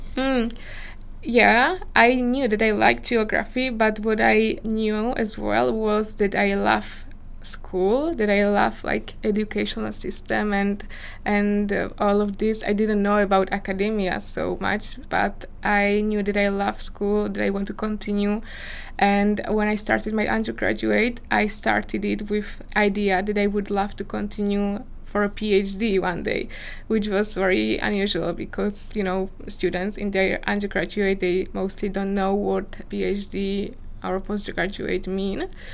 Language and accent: English; Slovakia; English is a second language; moved away as an adult; also born or lived in Czech Republic; I was born in Slovakia and I grew up in Slovakia